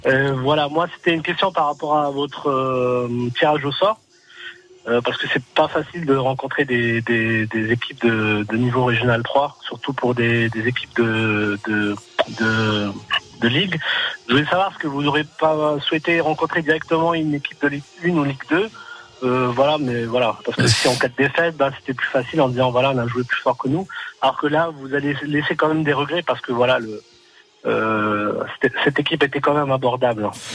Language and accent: French; Forbach, Grand Est, France; Je suis originaire de Forbach